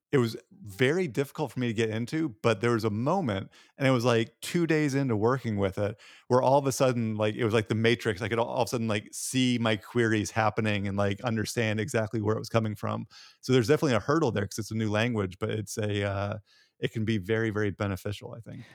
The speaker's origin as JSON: {"language": "English", "region": "Tennessee", "country": "United States", "said": "I'm from Tennessee"}